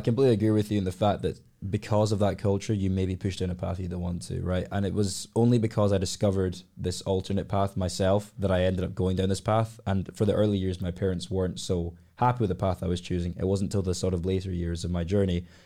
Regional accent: Glasgow, Scotland, United Kingdom; I've been born and raised in Glasgow all my life.

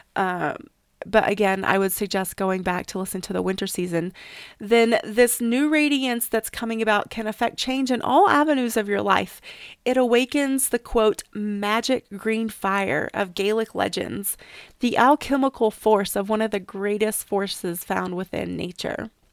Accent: East Tennessee, United States; now in Sierra Mountains, United States; I grew up in East Tennessee and it's still one of my favorite times to go back home

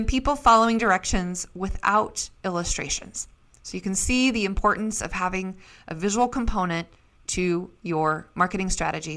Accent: Idaho, United States; also born or lived in Seattle, Washington; born and raised in Idaho

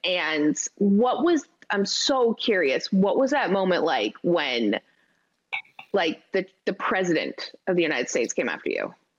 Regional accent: Canada; I'm so Canadian.

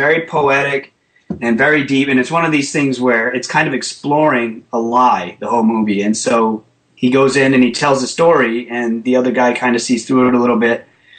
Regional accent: Rhode Island, United States; Rhode Island.

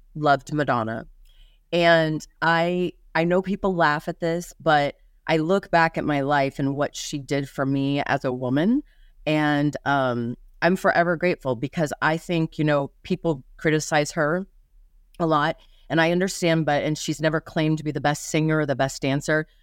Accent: Lincoln, Nebraska, United States; moved away as an adult; also born or lived in Ashland, Nebraska; now in Las Vegas, United States; I, uh, was born in Lincoln, but I lived in Ashland until second grade, and then, uh, my mom moved myself and my two sisters up to Lincoln. Um, And I lived in Lincoln through college

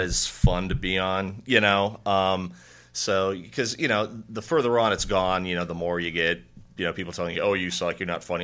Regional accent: Indiana, United States; I'm from Indiana.

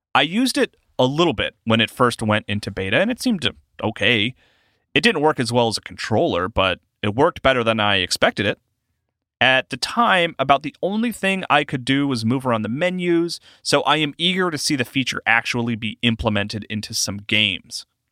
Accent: South Carolina, United States; I'm from South Carolina

